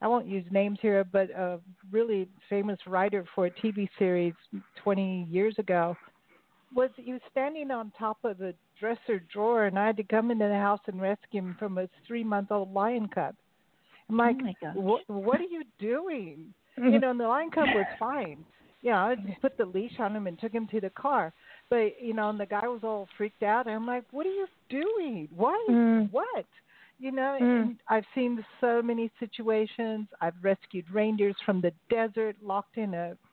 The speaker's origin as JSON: {"language": "English", "town": "Los Angeles", "region": "California", "country": "United States", "tie": "born or raised there", "said": "I grew up in Hollywood"}